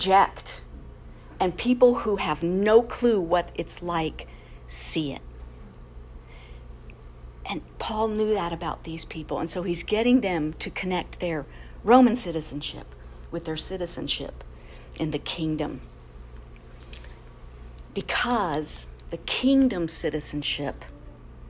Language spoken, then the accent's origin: English; United States; We're proud American citizens